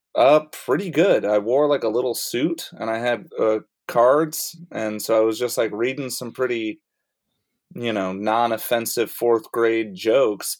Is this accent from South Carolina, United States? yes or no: yes; Rock Hill, South Carolina, United States; moved away; I started when I lived in Rock Hill, South Carolina, and I would go to Charlotte probably three times a week for stand up and try to do one local show in either Rock Hill eh, uh, area, my hometown